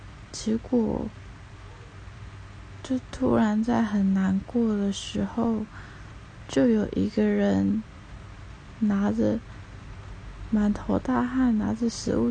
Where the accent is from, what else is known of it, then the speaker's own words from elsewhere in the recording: Taipei, Taiwan; also born or lived in Tainan; 但是我是台北人，